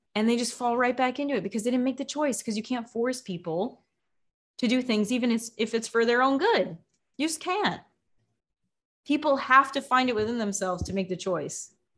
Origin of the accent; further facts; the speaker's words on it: United States; now in Mexico; I'm in Mexico doesn't mean I'm not an American